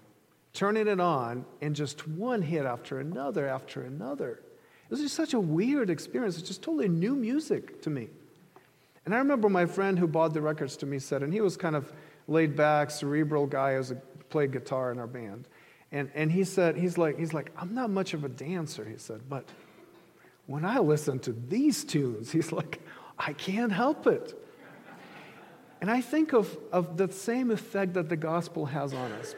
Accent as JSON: {"language": "English", "country": "Ukraine", "tie": "born or raised there", "moved": "yes", "said": "I grew up in Ukraine"}